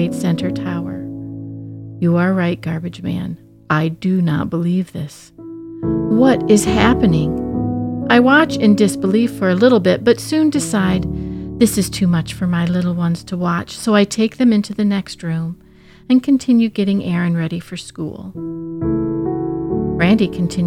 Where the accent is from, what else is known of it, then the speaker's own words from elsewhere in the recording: Midwest, United States; As a Midwesterner from the heartland